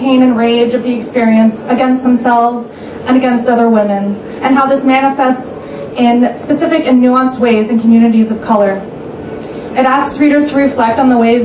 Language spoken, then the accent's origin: English; New York City, New York, United States; growing up in Queens, we didn't go to dumpling houses in Flushing or on Queens Boulevard